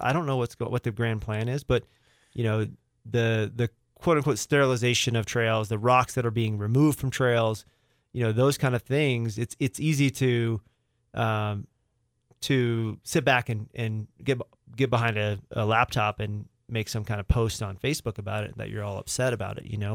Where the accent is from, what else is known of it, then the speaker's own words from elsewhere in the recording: Rogers, Arkansas, United States; moved away; I grew up there. I grew up in Rogers.